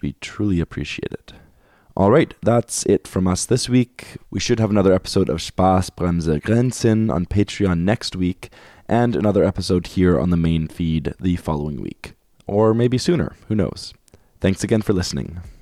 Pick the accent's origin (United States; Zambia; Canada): Canada; Winnipeg, Manitoba; growing up in Winnipeg, like, in, in, in Manitoba